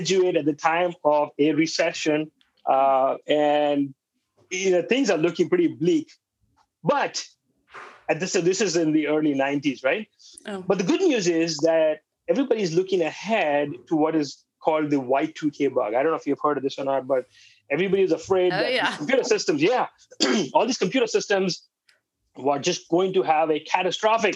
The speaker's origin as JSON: {"language": "English", "town": "Mumbai", "region": "Maharashtra", "country": "India", "also_born_or_lived": "Cedar Rapids, Iowa / Birmingham, Alabama", "moved": "as an adult", "lives_now": "United States", "said": "I'm from Bombay"}